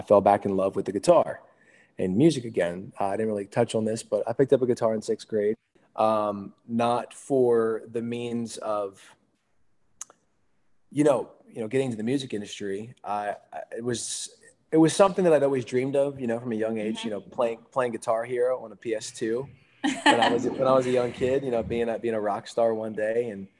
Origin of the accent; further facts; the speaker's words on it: Hershey, Pennsylvania, United States; I grew up in Hershey, Pennsylvania